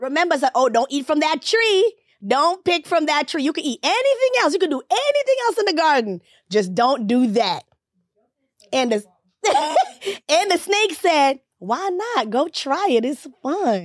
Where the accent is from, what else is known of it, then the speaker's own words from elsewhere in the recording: Jamaica; moved away; I'm Jamaican